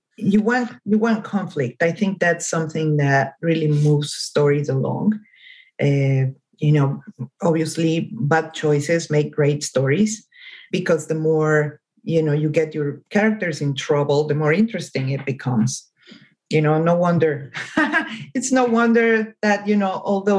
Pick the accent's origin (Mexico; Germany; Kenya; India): Mexico; first language Spanish; English is a second language; moved away as an adult; now in Los Angeles, United States